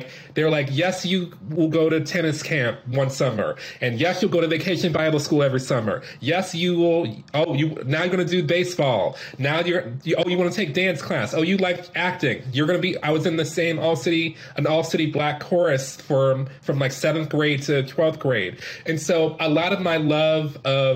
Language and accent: English; Detroit, Michigan, United States; moved away; I had a lot of opportunities growing up in Detroit with the parents that I had